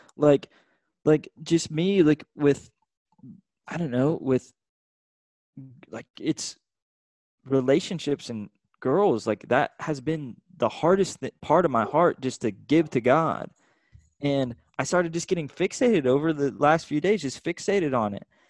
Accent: Austin, Texas, United States; I'm from Austin, Texas, you know, this super artistic place.

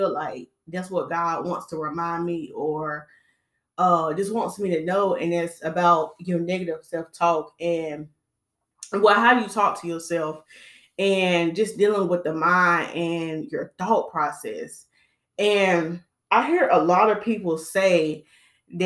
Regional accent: Winston-Salem, North Carolina, United States; moved away; I went to my hometown. I'm originally from Winston-Salem. I went to my hometown this weekend to visit my family

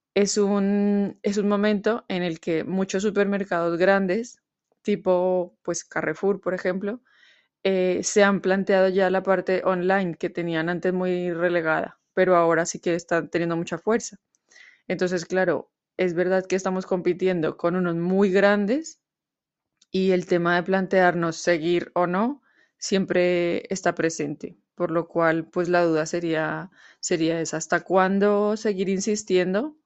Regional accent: Colombia; now in Madrid, Spain; soy colombiana y vivo en Madrid, España

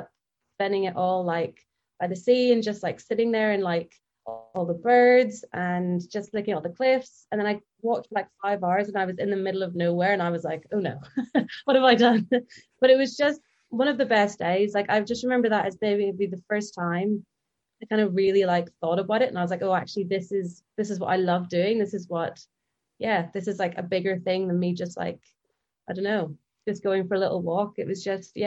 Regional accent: near the Mourne Mountains, Northern Ireland, United Kingdom; also born or lived in England; I'm from kind of near the Mourne Mountains in Northern Ireland. So my family kind of lived down that area, and we've been able to see the mountains for years, just since we've lived there from our kitchen

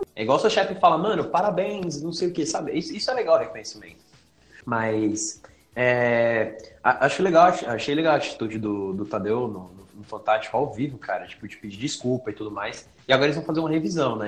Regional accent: Guarulhos, São Paulo, Brazil; Eu nasci em São Paulo. Eu fui pra Guarulhos quando era pequenininho. Eu tinha uns 4 anos quando eu morei pra Guarulhos.

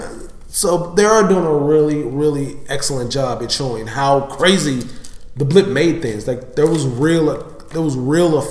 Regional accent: St. Louis, Missouri, United States; I'm from St. Louis, and it's violent here

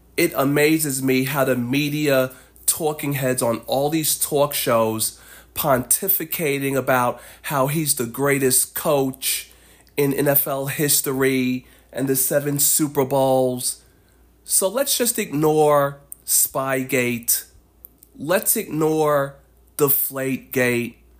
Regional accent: New York City, New York, United States; I am a New Yorker

